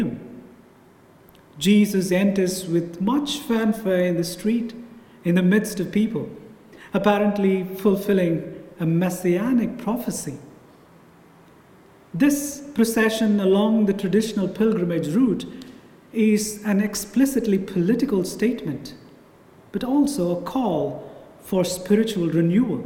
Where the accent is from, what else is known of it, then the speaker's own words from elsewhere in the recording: South India, India; moved away; my hometown in South India